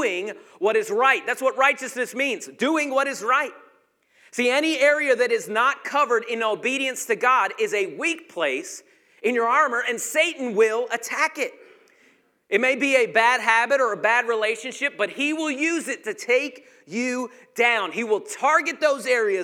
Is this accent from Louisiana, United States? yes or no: no; Georgia, United States; I was from Georgia